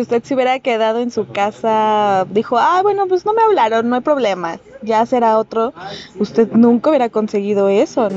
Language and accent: Spanish; Mexico; nosotros que somos mexicanos